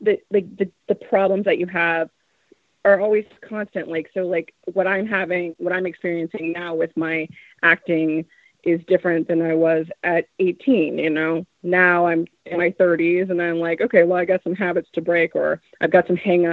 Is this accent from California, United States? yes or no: yes; Los Angeles, California, United States; "L.A." And they're like, "No, but originally," I'm like, "Yeah, no, we're born here."